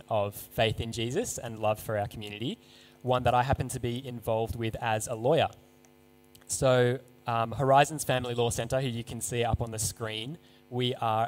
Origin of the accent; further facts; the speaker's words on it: Seven Hills, New South Wales, Australia; I grew up in Seven Hills, went to school in Baulkham Hills